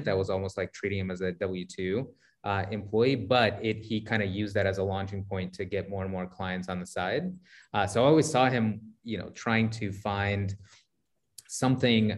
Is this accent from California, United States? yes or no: yes; Sacramento, California, United States; also born or lived in San Francisco; I grew up in Sacramento, kind of for the latter part of my childhood